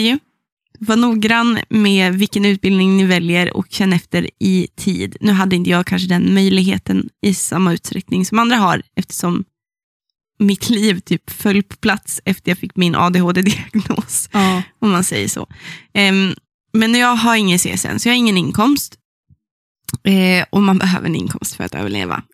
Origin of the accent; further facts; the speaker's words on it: Sollefteå, Västernorrland County, Sweden; det är min hemstad